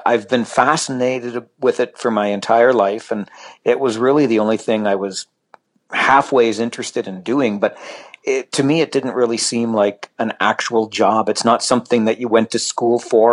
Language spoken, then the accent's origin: English; Kitchener, Ontario, Canada; moved away as an adult; also born or lived in Salmon Arm, British Columbia / Toronto; come back to my hometown, which is Kitchener